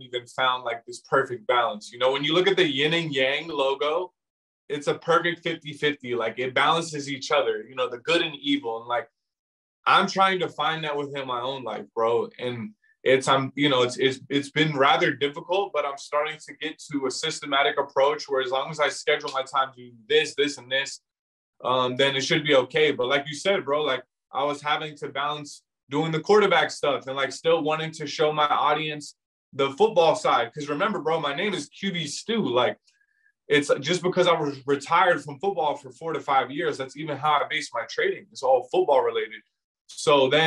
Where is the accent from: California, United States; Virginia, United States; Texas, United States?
Virginia, United States; I'm from Virginia